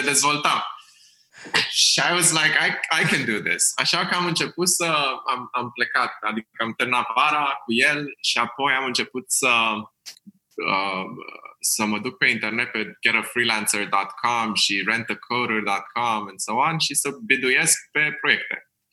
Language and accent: Romanian; Bucharest, Romania; sunt din București, am crescut în Berceni